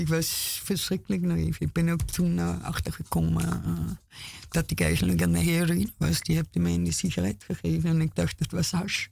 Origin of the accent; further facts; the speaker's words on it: Austria; Dutch is a second language; moved away as an adult; now in Amsterdam, Netherlands; Ik kwam 35 eh, jaar geleden van Oostenrijk heen.